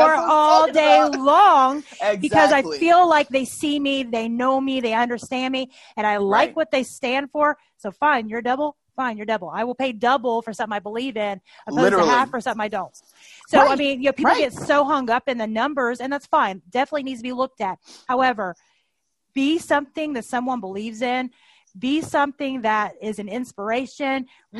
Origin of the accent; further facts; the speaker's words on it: Tennessee, United States; I grew up in Tennessee, as many of you all know, and I've been in the North now for a while, so I have a completely horrible, muddled accent.